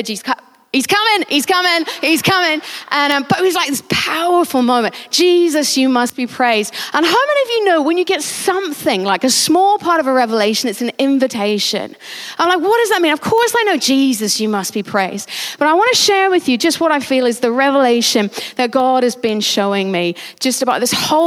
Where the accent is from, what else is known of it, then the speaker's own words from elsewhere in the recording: United Kingdom; we're British